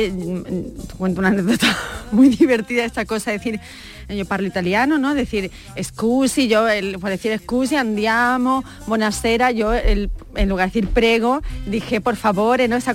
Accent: Madrid, Community of Madrid, Spain; yo es que soy de Madrid, ¿verdad?

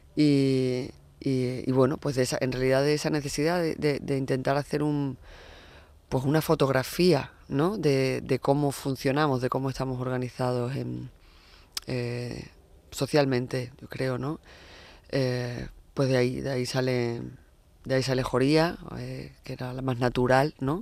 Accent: Huelva, Andalusia, Spain; now in Madrid, Spain; me he criado en Huelva, bueno, no solo me he criado, soy de Huelva

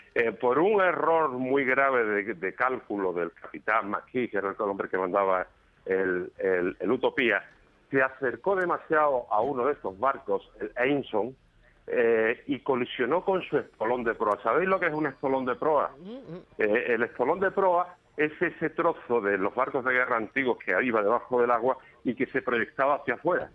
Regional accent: Málaga, Andalusia, Spain; now in Antequera, Spain; Yo soy malagueño aunque vivo en Antequera

